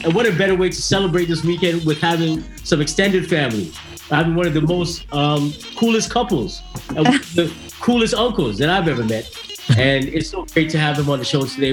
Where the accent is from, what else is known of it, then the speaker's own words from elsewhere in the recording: Canada; I was born and raised here in Canada